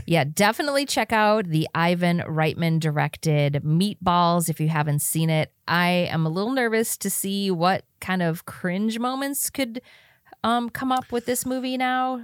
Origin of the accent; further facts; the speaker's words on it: Wisconsin, United States; growing up in Wisconsin